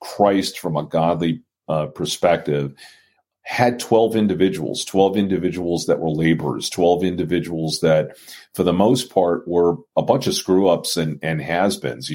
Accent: New York City, New York, United States; I was born as a Jewish child growing up in Brooklyn, New York.

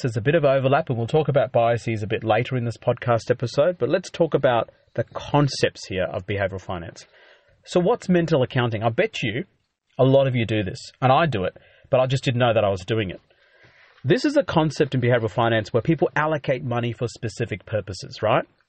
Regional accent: Australia; being an Aussie

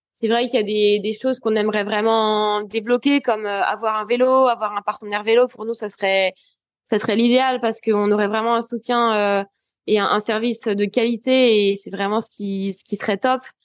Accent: France; en tant que Français

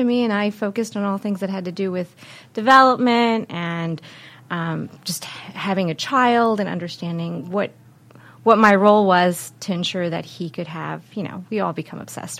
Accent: United States; moved away as an adult; also born or lived in Colombia; now in Baltimore, United States; But I grew up outside of D.C. and then went to school there, traveled a little bit and lived in Columbia, and then came back and landed in Baltimore.

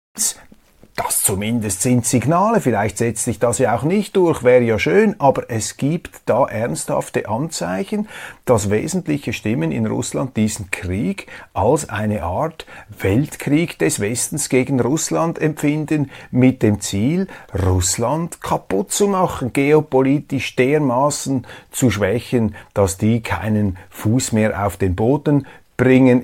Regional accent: Switzerland

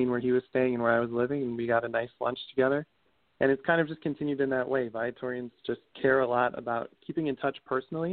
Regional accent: Arlington Heights, Illinois, United States; I grew up in Arlington Heights, Illinois, which is a suburb of Chicago, just northwest of the city

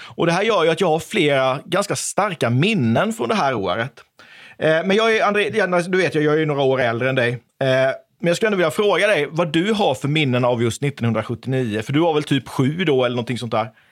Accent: Oskarshamn, Kalmar County, Sweden; jag är uppvuxen i Oskarshamn

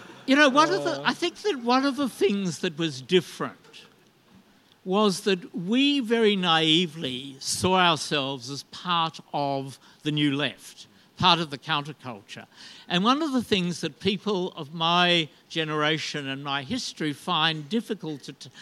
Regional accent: Hobart, Tasmania, Australia; moved away; also born or lived in Sydney; I grew up in Hobart

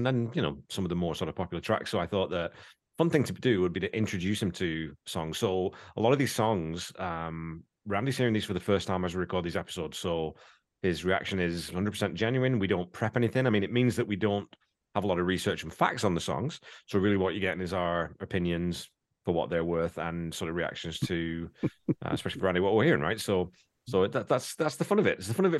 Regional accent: Wigan, North West England, United Kingdom; because it's just because I was brought up in Wigan, but just no one in England eats ham.

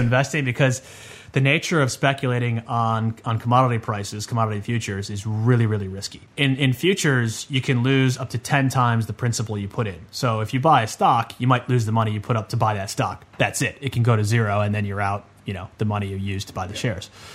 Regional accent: Chicago, Illinois, United States; now in Sydney, Australia; I'm I'm living in Sydney, I'm originally from Chicago

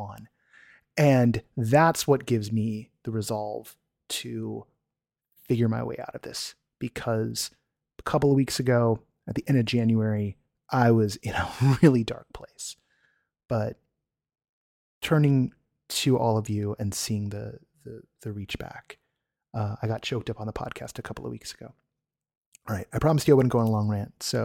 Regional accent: United States; I'm an American, like so many of you

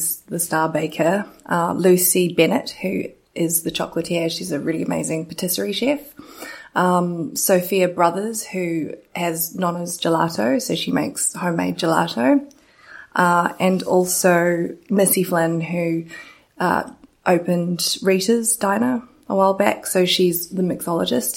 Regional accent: New Zealand; I'm from New Zealand

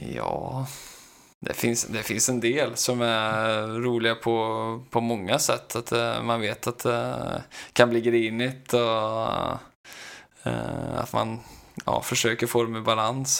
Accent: Skövde, Västra Götaland, Sweden; moved away; jag är tillbaka hemma i Skövde

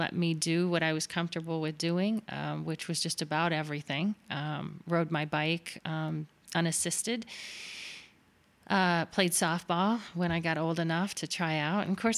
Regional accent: Miami, Florida, United States; It was diagnosed at age 4 at Boston Palmer Eye Institute in Miami, which was home. I grew up in South Florida.

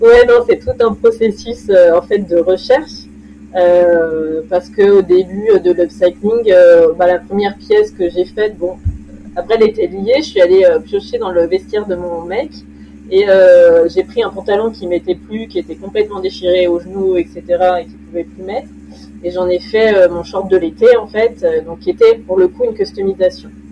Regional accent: Lyon region, Auvergne-Rhône-Alpes, France; mes parents habitaient dans la région lyonnaise et j'ai fait mes études là-bas

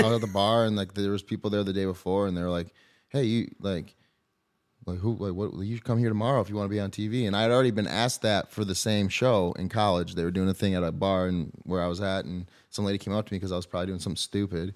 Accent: Brighton, Michigan, United States; We grew up in Brighton, which is, I mean, suburb of, would you say, I guess, Detroit, Ann Arbor

